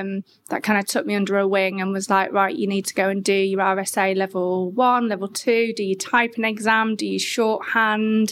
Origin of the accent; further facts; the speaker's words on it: Grimsby, Yorkshire and the Humber, United Kingdom; moved away; I'm originally from Grimsby